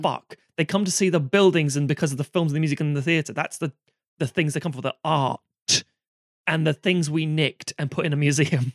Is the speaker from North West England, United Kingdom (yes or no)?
no; London, United Kingdom; accent: London; I was born in Camden